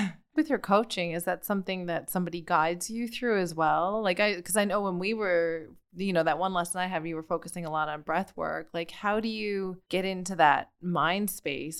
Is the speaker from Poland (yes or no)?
no; Canada; where I'm from, you know, in the, an island in the North Atlantic